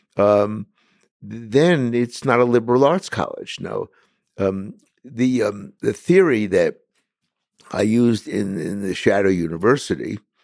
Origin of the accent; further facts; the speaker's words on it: New York City, New York, United States; as a kid in Brooklyn, where I was born, I was born and raised in Bensonhurst